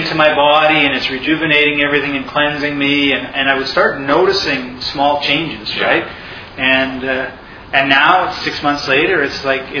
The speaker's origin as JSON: {"language": "English", "country": "Canada", "said": "I'm from the province right beside it. It's just almost as flat."}